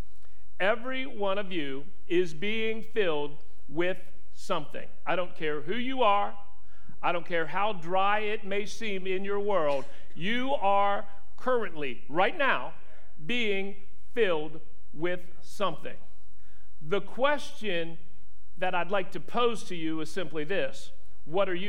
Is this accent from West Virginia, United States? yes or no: yes; West Virginia, United States; I am from West Virginia